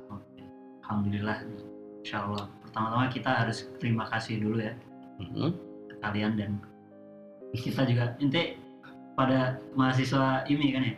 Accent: Blitar, East Java, Indonesia; moved away; asal Blitar

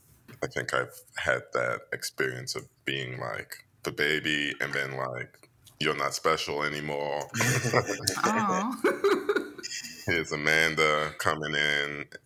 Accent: England, United Kingdom; Yeah, and it's always funny because when I say I come from England, no one actually hears you.

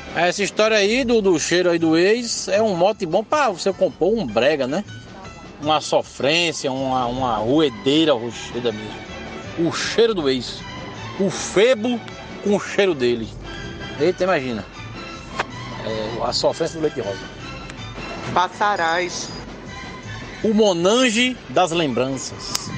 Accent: Limoeiro, Pernambuco, Brazil; quando eu era criança em Limoeiro

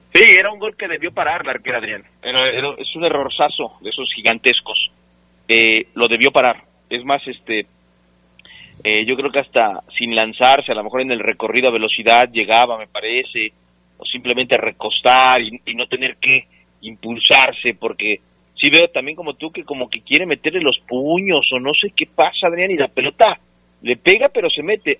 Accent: Mexico City, Mexico; now in Minnesota, United States; Yo soy de la Ciudad de México, delegación Gustavo Amadero

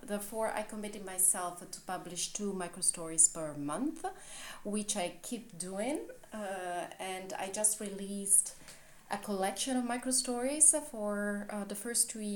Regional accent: Italy; English is a second language; now in Berlin, Germany; I am originally from Italy and I live in Berlin in Germany, and even though my mother tongue is not English, I do write in English.

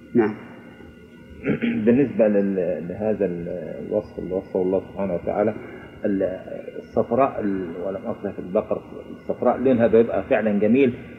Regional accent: Egypt; عندنا في مصر

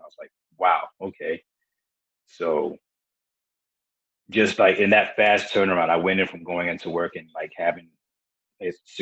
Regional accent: South Carolina, United States; also born or lived in Beaufort, South Carolina; I was born in Beaufort, South Carolina, and I've pretty much grown up in all of, kind of like all over South Carolina. We tend to move around a lot

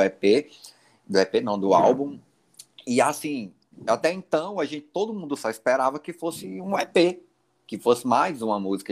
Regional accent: Teresina, Piauí, Brazil; nós somos de Teresina, Piauí

